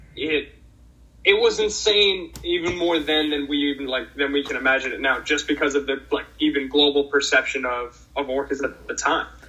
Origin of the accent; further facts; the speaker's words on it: Boston, Massachusetts, United States; moved away; also born or lived in Pacific Northwest; I grew up in Boston, Massachusetts